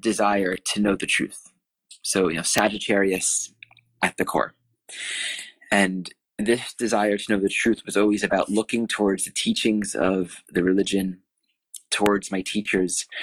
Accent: Wanamassa, New Jersey, United States; I grew up in Wanamassa, New Jersey

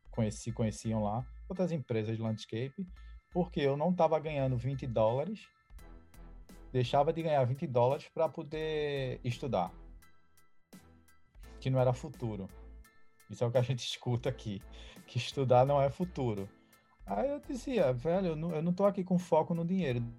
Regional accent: São Paulo, Brazil; Sou de São Paulo.

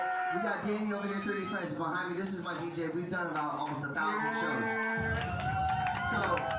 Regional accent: Marathon, Florida, United States; also born or lived in Tampa, Florida; I lived off of mile marker 53 in Marathon, Key, Florida, baby. Off of the Florida Keys, and that's where I grew up.

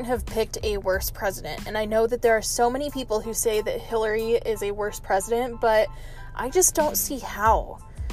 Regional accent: Oregon, United States; moved away as an adult; now in Southern Arizona, United States; I am normally from Oregon, which I have changed the name of home into, the Promised Land.

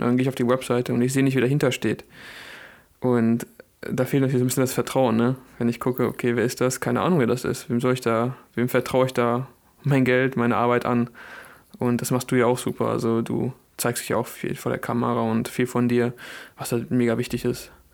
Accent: Bielefeld, North Rhine-Westphalia, Germany; bei uns in Bielefeld

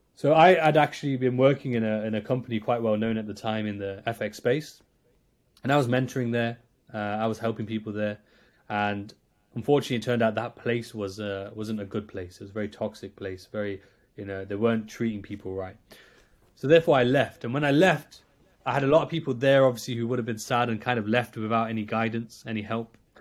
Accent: Nottingham, East Midlands, United Kingdom; I'm from Nottingham in, in the U K

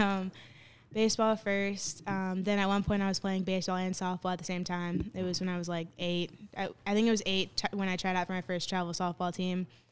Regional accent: Bloomfield, New Jersey, United States; I'm from Bloomfield, New Jersey

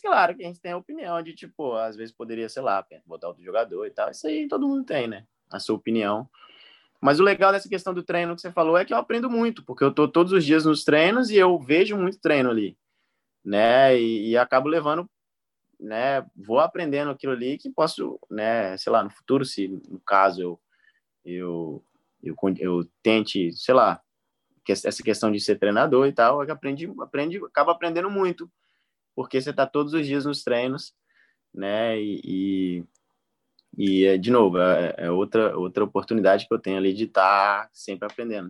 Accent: Palmas, Tocantins, Brazil; moved away

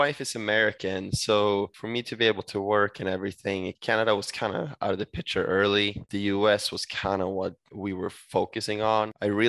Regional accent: Sweden; English is a second language; No, exactly. I mean, where I'm from in Sweden, we get minus 10 at times.

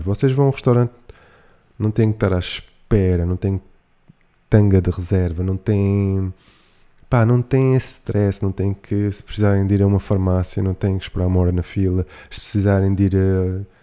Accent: Algarve, Portugal; eu, como Algarvio

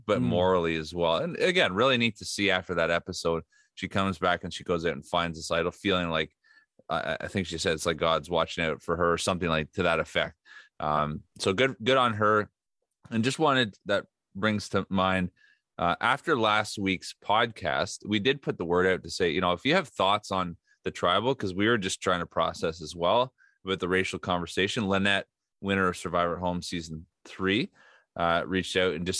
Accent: Keswick, Ontario, Canada; I grew up in Keswick, Ontario, a great city here in metropolis north of Toronto, and very small town

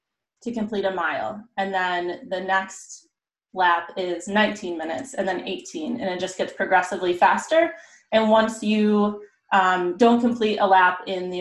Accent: Rochester, New York, United States; moved away as an adult; also born or lived in Notre Dame, Indiana; I grew up in Rochester

